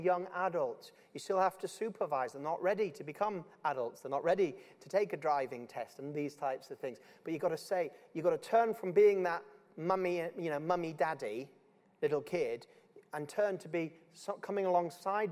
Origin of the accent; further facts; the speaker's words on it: Yorkshire and the Humber, United Kingdom; I'm just from Yorkshire